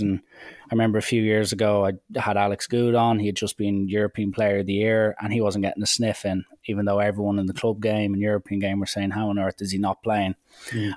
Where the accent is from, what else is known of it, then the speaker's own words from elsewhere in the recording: Ireland; as an Irishman